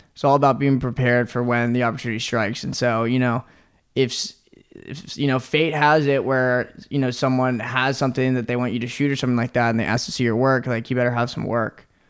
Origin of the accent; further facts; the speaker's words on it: Norfolk, Virginia, United States; moved away as an adult; also born or lived in New York; now in Los Angeles, United States; I'm from Virginia. I'm from Norfolk, Virginia.